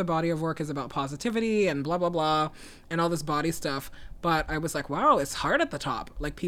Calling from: Brooklyn, New York, United States; I'm calling in from Brooklyn.

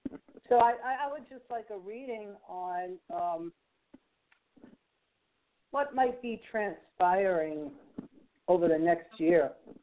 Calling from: Alabama, United States; I'm calling from Alabama.

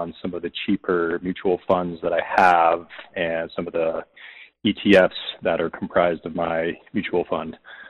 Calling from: Idaho, United States; I'm calling from Idaho

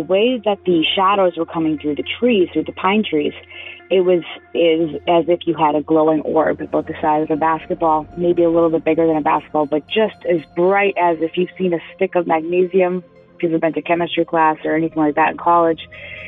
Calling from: Marlborough, Massachusetts, United States; I'm calling from Marlborough, Massachusetts.

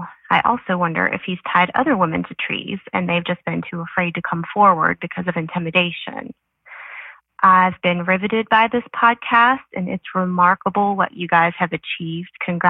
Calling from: Brevard, North Carolina, United States; from Brevard, North Carolina

